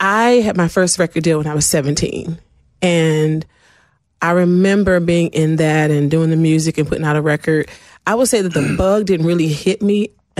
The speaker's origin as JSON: {"language": "English", "town": "Washington", "region": "District of Columbia", "country": "United States", "tie": "born or raised there", "also_born_or_lived": "Prince George's County, Maryland", "said": "I grew up in Washington, D.C."}